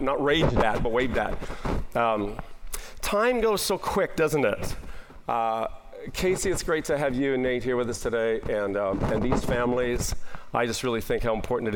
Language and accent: English; Nipawin, Saskatchewan, Canada; now in Calgary, Canada; I was in my hometown of Nipawin, Saskatchewan